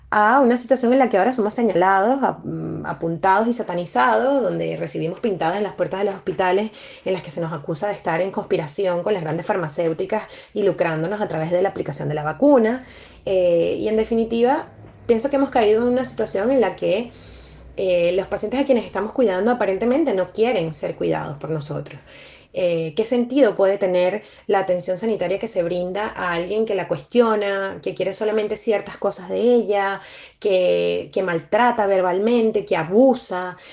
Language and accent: Spanish; Venezuela; moved away as an adult; now in Barcelona, Spain; Yo como venezolana Imagínate las situaciones a las que me pude enfrentar ejerciendo la mitad de mi carrera allí